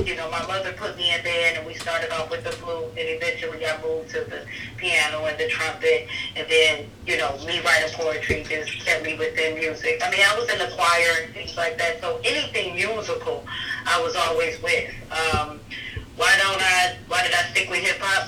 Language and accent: English; Detroit, Michigan, United States; I'm from Detroit, Michigan